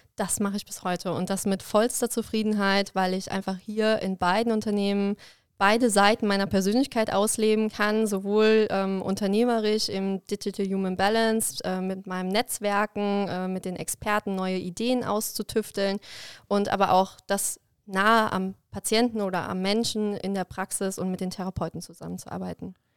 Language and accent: German; Koblenz area, Rhineland-Palatinate, Germany; in meiner Heimat und habe dann in Koblenz angefangen zu studieren